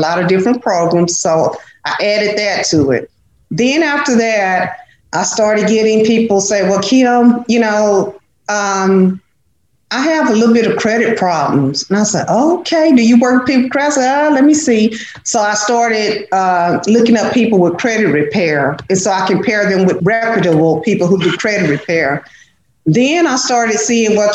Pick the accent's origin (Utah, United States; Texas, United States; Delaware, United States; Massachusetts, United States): Texas, United States; Dallas; I grew up in a place in Dallas that's called Oak Cliff